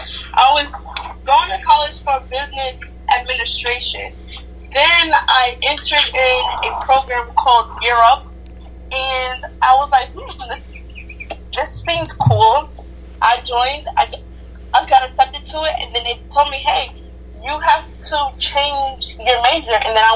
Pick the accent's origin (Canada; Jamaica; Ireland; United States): Jamaica; I am Jamaican, and my mom is South African.